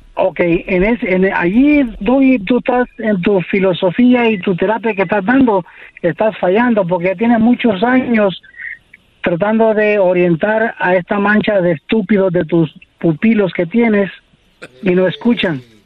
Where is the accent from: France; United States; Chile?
United States; Los Angeles, California; born or raised there; also born or lived in Costa Rica